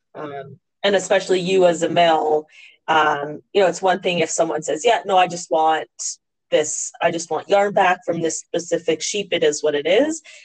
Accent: Canada; we as Canadian farmers

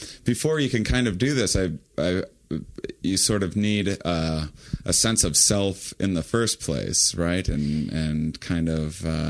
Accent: Wisconsin, United States; moved away; I'm from Wisconsin originally

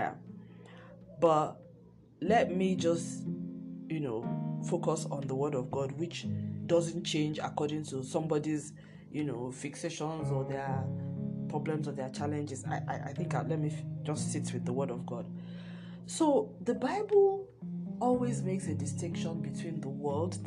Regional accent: Nigeria; my home country, Nigeria

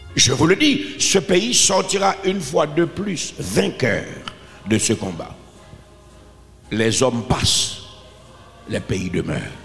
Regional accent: Haiti; je suis un Haïtien

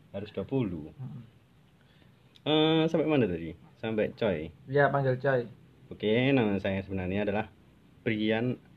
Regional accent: Candi, East Java, Indonesia; Gelam Laut. Candi.

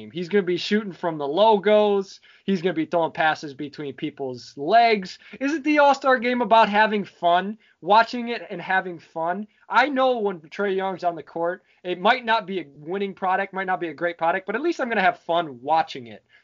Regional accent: Detroit, Michigan, United States; moved away; also born or lived in Chicago; I grew up in Detroit, moved to Chicago

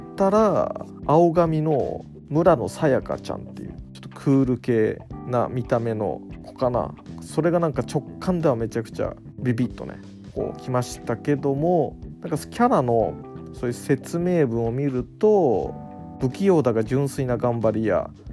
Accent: Niigata, Japan; also born or lived in Joetsu; 僕生まれは新潟市

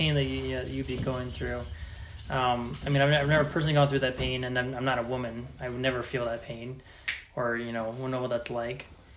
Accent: Reno, Nevada, United States; growing up in Reno

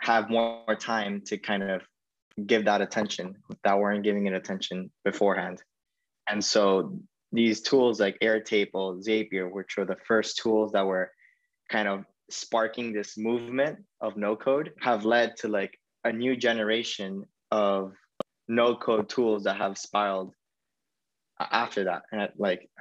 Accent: Miami, Florida, United States; in Miami, which is where my hometown is

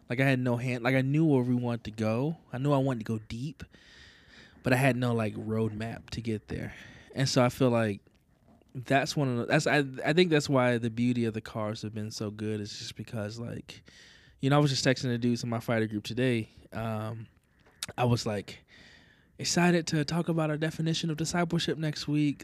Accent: the South, United States; moved away; We're both from the South

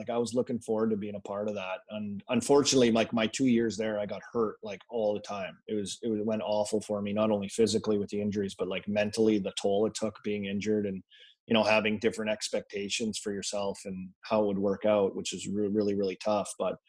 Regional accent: Saskatoon, Saskatchewan, Canada; And, you know, growing up in Saskatoon, like you get a lot of Leaf games

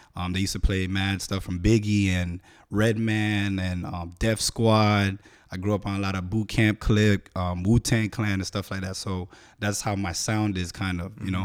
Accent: Miami, Florida, United States; born and raised in the Dade, Mass, South Dade, Miami

